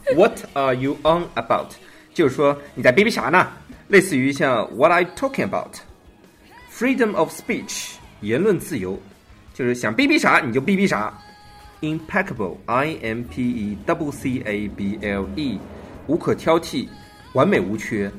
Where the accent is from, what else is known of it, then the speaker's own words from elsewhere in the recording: China; 我们中国人